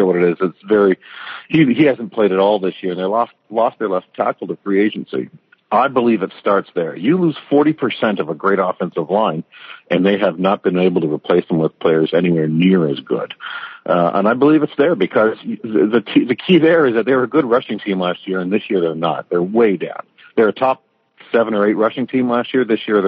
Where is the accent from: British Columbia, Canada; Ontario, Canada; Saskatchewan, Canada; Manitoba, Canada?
Ontario, Canada; Windsor; growing up in Windsor